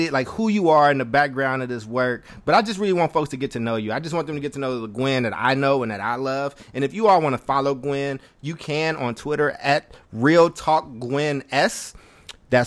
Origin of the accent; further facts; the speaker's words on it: California, United States; I live in California. I grew up in California. I've been here since I was 10